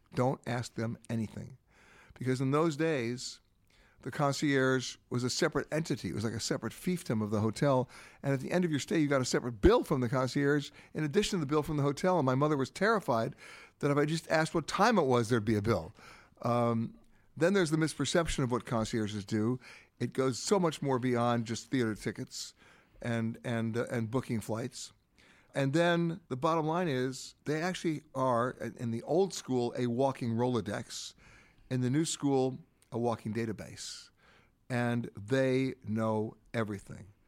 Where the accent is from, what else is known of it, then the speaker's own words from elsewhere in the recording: United States; as an American